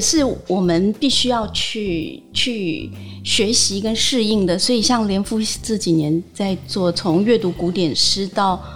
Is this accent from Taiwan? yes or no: yes; Taiwan; 像我小时候是在眷村嗯。长大，然后后来你会住进像公寓那样的房子，然后现在住进一个哦。那种十几层楼的大厦里面